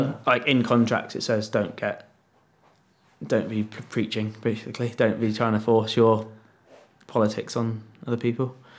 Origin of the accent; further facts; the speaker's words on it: United Kingdom; I'm just being British